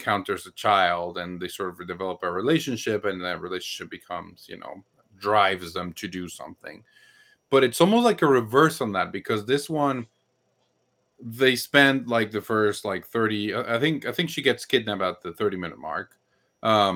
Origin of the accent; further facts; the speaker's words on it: Mexico City, Mexico; I am from Mexico City